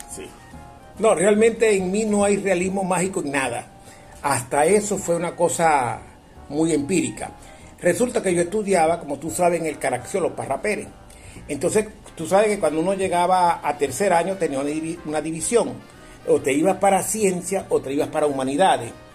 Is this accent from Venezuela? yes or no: yes; Bobure, Zulia, Venezuela; also born or lived in Maracaibo; yo realmente soy presentado en Maracaibo, nací en Bobure